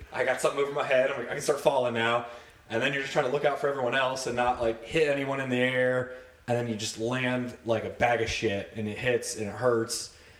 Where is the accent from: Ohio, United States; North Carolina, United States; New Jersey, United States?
Ohio, United States; Lewis Center; also born or lived in Cleveland, Ohio / Westerville, Ohio; from Ohio, Cleveland born. Uh, lived up there first few years of my life, and then uh, moved down to Westerville, Ohio, um, and then pretty much spent the rest of the time growing up Lewis Center area